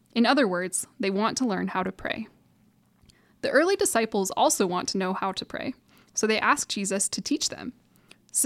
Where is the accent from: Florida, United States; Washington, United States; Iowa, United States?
Washington, United States; Monroe; I grew up in the Snohomish area, Monroe specifically